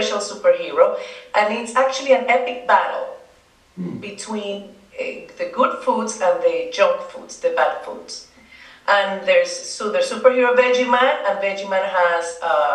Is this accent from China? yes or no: no; Dominican Republic; first language Spanish; English is a second language; now in Greenwich, United States; I am from the Dominican Republic